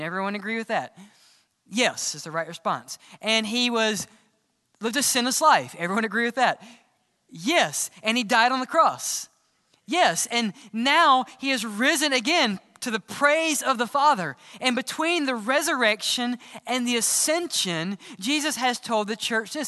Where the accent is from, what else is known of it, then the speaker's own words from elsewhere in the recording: Mississippi, United States; I grew up in Mississippi